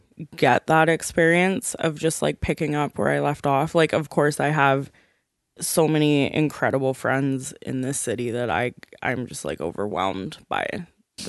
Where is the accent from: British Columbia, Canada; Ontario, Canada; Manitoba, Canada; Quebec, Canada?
British Columbia, Canada; Kelowna; moved away as an adult; now in Vancouver, Canada; I grew up in a hickory ass town. I grew up in Kelowna, British Columbia.